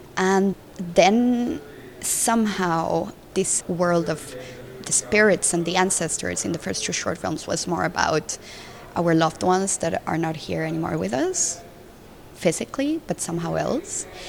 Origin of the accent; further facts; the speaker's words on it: Colombia; moved away as an adult; also born or lived in Mexico / Brussels; I'm from Colombia and I grew up in Colombia